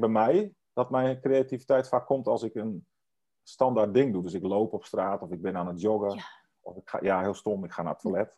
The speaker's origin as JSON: {"language": "Dutch", "region": "Friesland", "country": "Netherlands", "moved": "yes", "said": "ik kom uit Friesland oorspronkelijk en ik spreek ook Fries"}